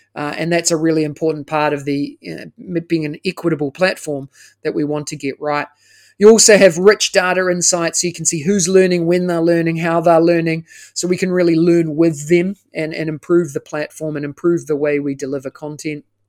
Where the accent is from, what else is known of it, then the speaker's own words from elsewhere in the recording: New Zealand; moved away as an adult; now in Singapore; I am originally, as you can tell by the accent, uh, I'm from New Zealand